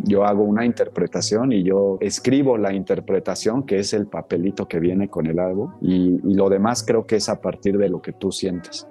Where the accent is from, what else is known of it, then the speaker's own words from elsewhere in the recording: Mexico; nosotros somos mexicanos